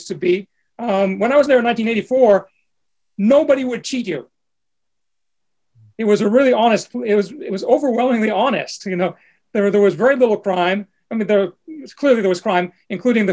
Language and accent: English; New Jersey, United States; moved away; growing up in New Jersey